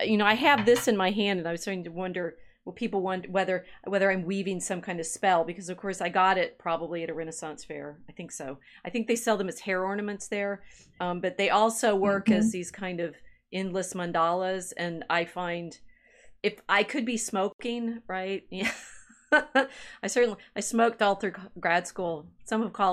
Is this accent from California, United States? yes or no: no; Texas, United States; moved away; also born or lived in New Mexico; I grew up in Texas, lived in New Mexico.